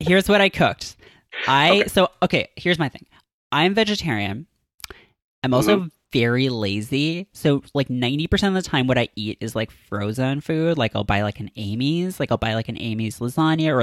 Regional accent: Toronto, Ontario, Canada; now in New York, United States; when I go back to Toronto

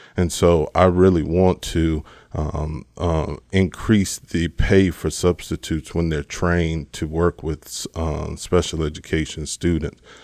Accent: Richwood, Texas, United States; moved away as an adult; now in Frederick, United States; I'm from a small little town right outside of Houston called Richwood, um, Richwood, Texas is where I'm raised

